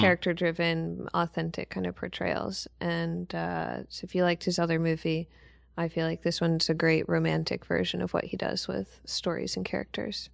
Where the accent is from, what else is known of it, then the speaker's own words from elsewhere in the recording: New Orleans, Louisiana, United States; I'm from New Orleans